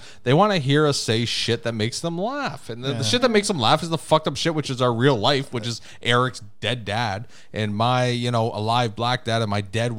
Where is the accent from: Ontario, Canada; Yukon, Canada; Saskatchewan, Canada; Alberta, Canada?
Ontario, Canada; Crystal Beach; in the same town where I was born and raised in Crystal Beach, Ontario.